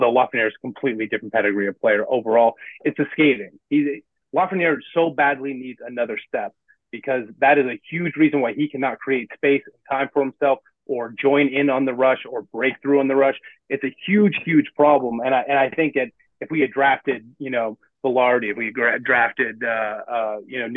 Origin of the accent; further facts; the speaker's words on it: Canada; I'm Canadian